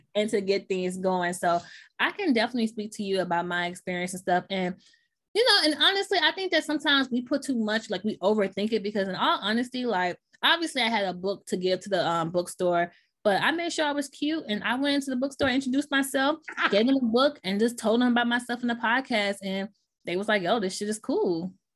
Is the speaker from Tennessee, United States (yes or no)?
yes; Memphis, Tennessee, United States; accent: Southern; now in New York, United States; So I was raised in Memphis, Tennessee